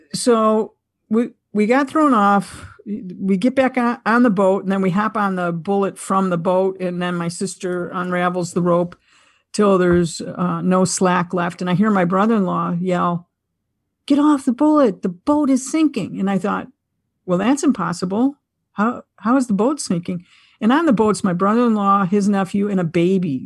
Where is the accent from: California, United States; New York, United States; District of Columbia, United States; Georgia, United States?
New York, United States; Buffalo; I'm from Buffalo, New York